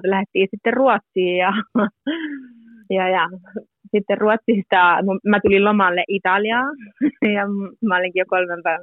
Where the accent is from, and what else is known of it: Muurame, Central Finland, Finland; born or raised there; first language Finnish; moved away as an adult; also born or lived in Korpilahti; now in Parma, Italy